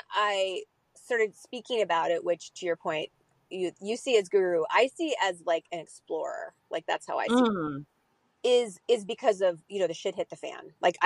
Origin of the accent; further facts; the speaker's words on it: Midwest, United States; also born or lived in Tennessee / New York / Europe; now in Northern California, United States; I feel like I'm from everywhere. So I was born in the South in Tennessee. I was raised in the Midwest. And I started my career in New York. And now I live in Northern California.